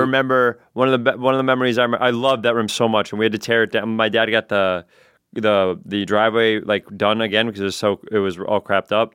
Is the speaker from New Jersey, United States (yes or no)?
no; New York City, New York, United States; also born or lived in Edgemont, Westchester, New York; I was eleven years old when I moved from the Bronx to Westchester